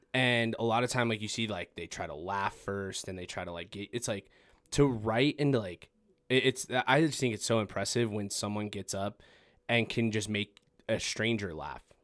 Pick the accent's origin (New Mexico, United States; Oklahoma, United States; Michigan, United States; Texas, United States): New Mexico, United States; Farmington; I'm from Farmington as well